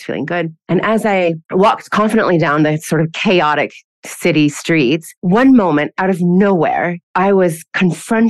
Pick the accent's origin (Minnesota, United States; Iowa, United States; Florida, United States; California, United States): Iowa, United States; moved away as an adult; now in Bahrain; I'm originally from Iowa in the Midwestern United States, and I came to Bahrain about 10 years ago.